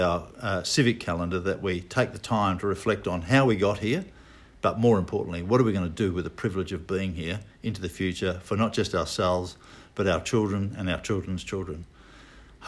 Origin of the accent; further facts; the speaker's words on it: Fremantle, Western Australia, Australia; Fremantle, which is my hometown.